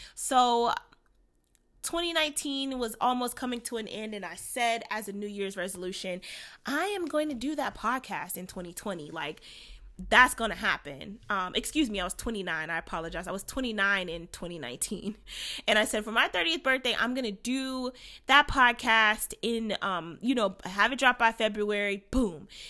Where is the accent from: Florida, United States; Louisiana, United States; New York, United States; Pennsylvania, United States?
Florida, United States; Orlando; now in Cleveland, United States; I am coming to you from Cleveland, Ohio. I'm originally from Orlando, Florida